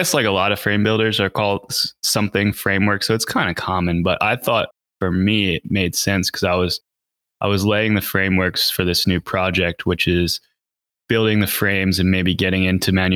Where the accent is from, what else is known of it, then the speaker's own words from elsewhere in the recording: Reading, Pennsylvania, United States; now in Pisgah Forest, United States; I grew up in Reading, Pennsylvania.